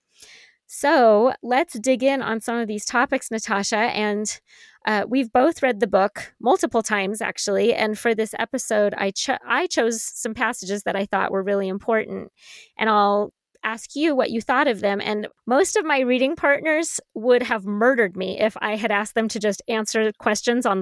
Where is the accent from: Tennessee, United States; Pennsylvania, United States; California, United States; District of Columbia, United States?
California, United States; San Francisco Bay Area; the San Francisco Bay Area, my hometown